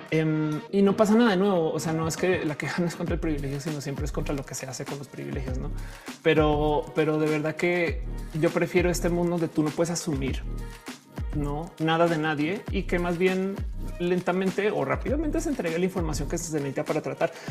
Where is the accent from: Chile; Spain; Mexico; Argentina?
Mexico; Hola, soy mexicana. este soy este eh, posgraduada.